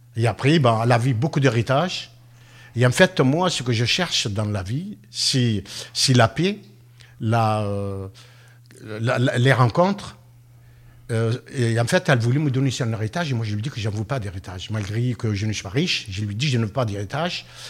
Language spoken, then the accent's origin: French; France; chez nous, en France